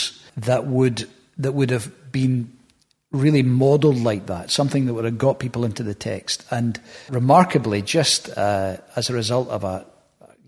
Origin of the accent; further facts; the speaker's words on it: Hamilton, Scotland, United Kingdom; also born or lived in Bellshill / Glasgow; Born in Belsill Maternity, lived in Hamilton most of my life, that area, further south for a while, but mostly Hamilton growing up.